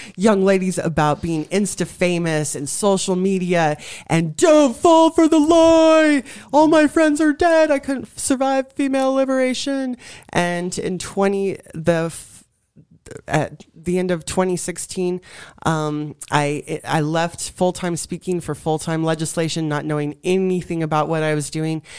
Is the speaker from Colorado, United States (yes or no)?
yes; Colorado, United States; I was born and raised in Colorado